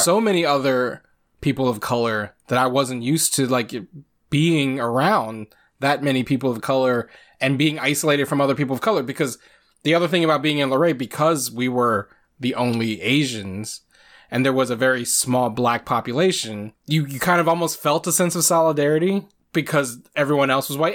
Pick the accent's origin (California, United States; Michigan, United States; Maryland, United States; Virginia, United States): Virginia, United States; Luray; also born or lived in Chesapeake, Virginia; where am I from, it's still always going to be Luray